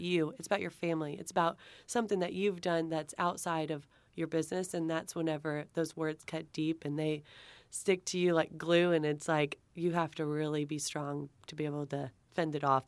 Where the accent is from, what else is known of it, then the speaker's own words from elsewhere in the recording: Texas, United States; I'm from Texas, so I've got my Southern Charm chapter